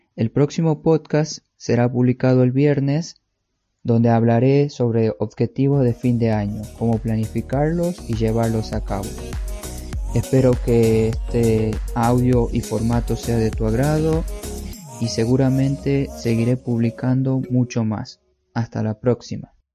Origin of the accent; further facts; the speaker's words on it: Tucumán, Argentina; now in Czech Republic; Actualmente vivo en República Checa, pero soy de Argentina, Tucumán.